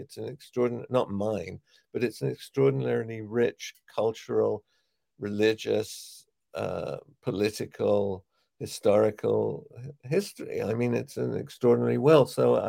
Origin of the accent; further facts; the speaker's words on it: England, United Kingdom; accent: English; moved away; When I moved from England to New York, I felt, okay, you're Jewish, so what does it matter?